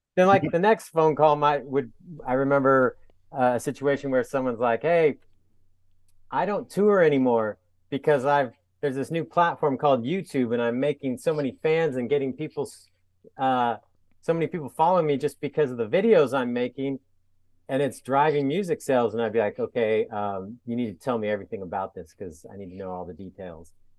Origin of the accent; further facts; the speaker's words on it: San Diego, California, United States; also born or lived in Atlanta; now in Portland, United States; I'm from San Diego, but ended up in the Portland area.